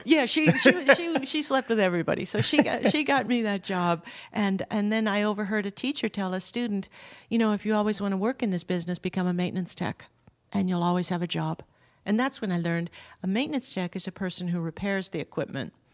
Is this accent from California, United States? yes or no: yes; Southern California, United States; I grew up in Southern California.